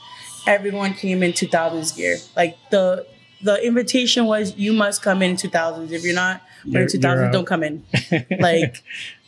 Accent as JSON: {"language": "English", "town": "Lynn", "region": "Massachusetts", "country": "United States", "tie": "born or raised there", "also_born_or_lived": "East Boston", "said": "I grew up here in Lynn."}